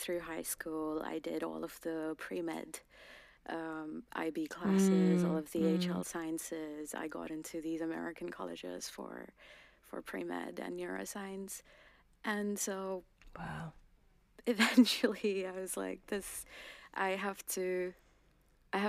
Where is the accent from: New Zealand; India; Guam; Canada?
India; Uttarakhand; first language Garhwali; English is a second language; moved away as an adult; now in London, United Kingdom; I was born there. I was raised there. And I'm specifically a Garhwali woman.